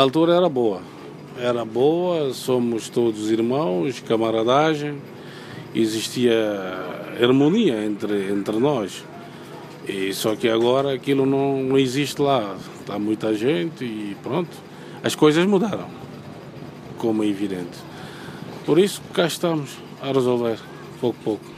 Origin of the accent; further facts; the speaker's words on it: Bissau, Guinea-Bissau; moved away; o meu país de origem